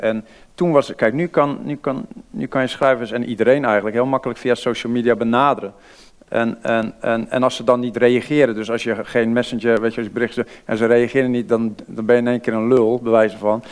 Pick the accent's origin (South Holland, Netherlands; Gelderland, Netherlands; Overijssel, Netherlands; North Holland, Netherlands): South Holland, Netherlands; Vlaardingen; accent: Rotterdam; dan hoort ze wel iets Rotterdams. En dan zei ik ja, uh, Vlaardingen.